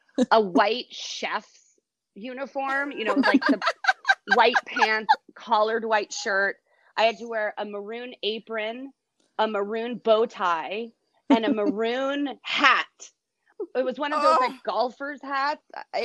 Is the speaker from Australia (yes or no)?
no; Brazil; born there; I was born in Brazil, and I lived in a bunch of different countries.